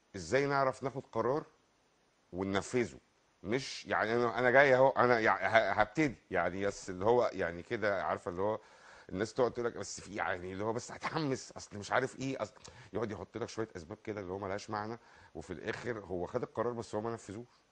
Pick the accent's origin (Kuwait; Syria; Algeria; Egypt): Egypt; احنا عندنا في مصر